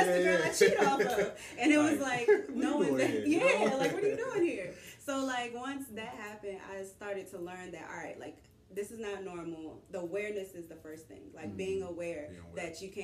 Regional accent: Washington, District of Columbia, United States; also born or lived in Miami; I grew up in Southeast D.C.

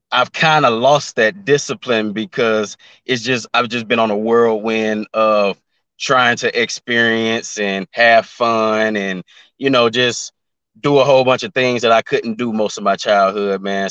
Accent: Memphis, Tennessee, United States; now in Atlanta, United States; I'm from Memphis, Tennessee. I currently live in Atlanta

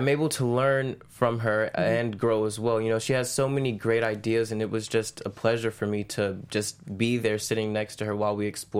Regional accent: Orlando, Florida, United States; Orlando, Florida.

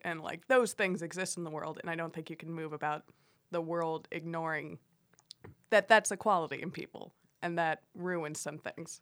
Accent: Miami, Florida, United States; I grew up in Miami

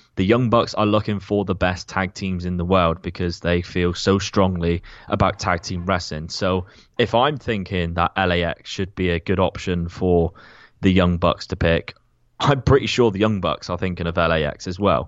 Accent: Plymouth, South West England, United Kingdom; my hometown of Plymouth

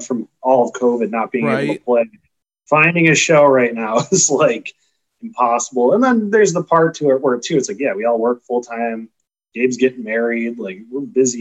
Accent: Chicago, Illinois, United States; we're from Chicago

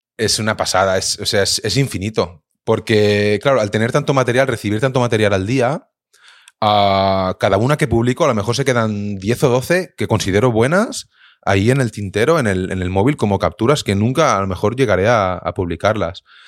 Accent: Viladecans, Catalonia, Spain; yo soy de Vila de Cans

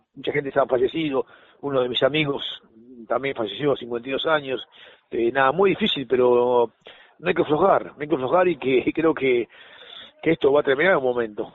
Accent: Argentina; somos muy argentinos

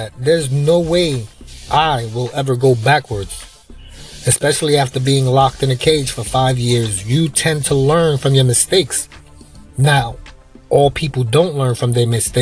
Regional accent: New York, United States; now in Florida, United States; I'm from New York, but the state of Florida where I live now

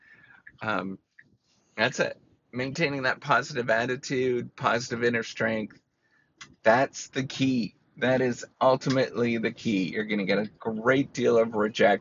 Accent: Canada; Canada, my home country

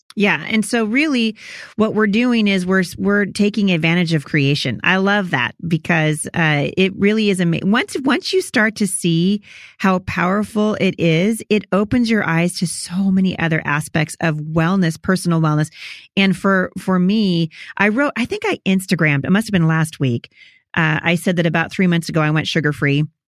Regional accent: Portland, Oregon, United States; also born or lived in Chattanooga; I'm from Portland

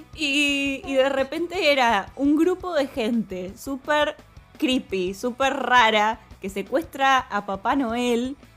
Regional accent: Argentina

